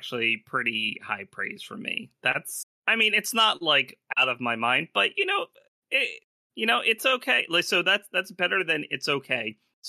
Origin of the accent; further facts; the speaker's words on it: Philadelphia, Pennsylvania, United States; moved away as an adult; I'm from Philly